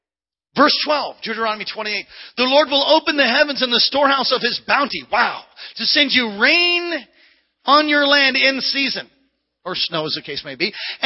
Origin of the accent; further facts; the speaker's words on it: San Jose, California, United States; I'm from San Jose, and the last time I rode a bike, I was in Honolulu in Hawaii.